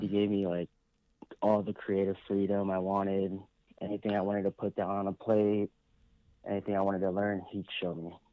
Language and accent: English; San Diego, California, United States; also born or lived in Las Vegas; I'm a Filipino American. I was born and raised here in San Diego